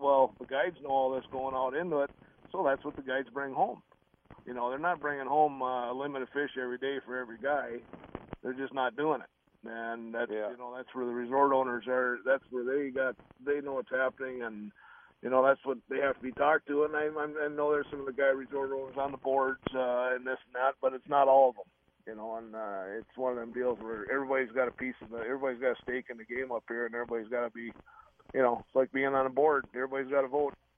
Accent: Minnesota, United States; I grew up in Gull Lake

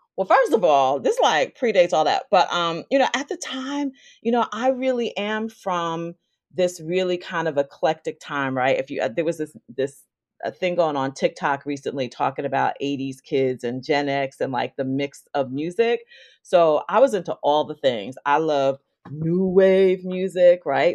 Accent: White Plains, New York, United States; moved away as an adult; also born or lived in Elmsford, New York / Roxbury, Massachusetts; I grew up in Westchester County, north of the Bronx

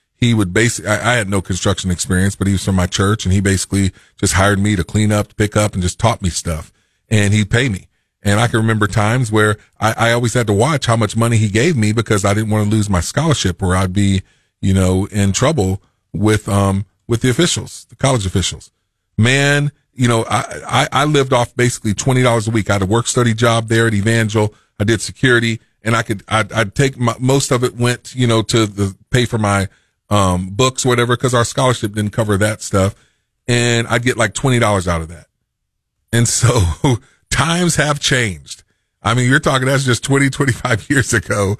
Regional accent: Macomb, Illinois, United States; moved away as an adult; now in Springfield, United States; I was from Macomb, Illinois

